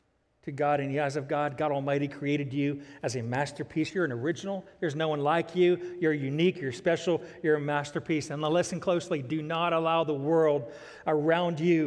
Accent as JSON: {"language": "English", "region": "Ohio", "country": "United States", "tie": "born or raised there", "also_born_or_lived": "Virginia / South Florida", "moved": "yes", "lives_now": "Nashville, United States", "said": "I was born and raised in Ohio. Most of our lives were in Virginia."}